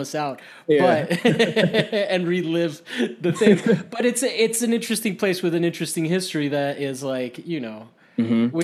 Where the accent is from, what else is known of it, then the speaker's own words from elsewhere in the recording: Miami, Florida, United States; moved away; I didn't grow up here. So like, I'm from Miami